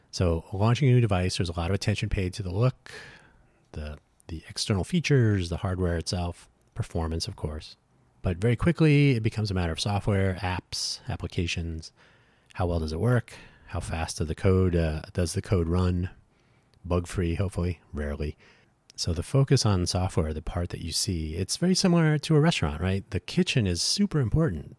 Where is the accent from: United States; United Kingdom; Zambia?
United States; Phoenix, Arizona; moved away as an adult; also born or lived in Southern California / Silicon Valley, California; now in Las Vegas, United States; I grew up in Phoenix. So from, uh, from age six to eighteen